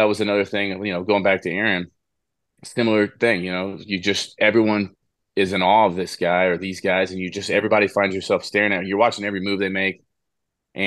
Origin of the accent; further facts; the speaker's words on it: Houston, Texas, United States; growing up in Houston, as an Astros fan